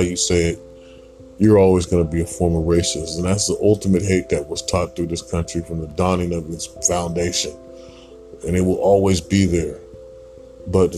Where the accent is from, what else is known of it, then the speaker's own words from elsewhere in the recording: Portland, Oregon, United States; I was born here in Portland.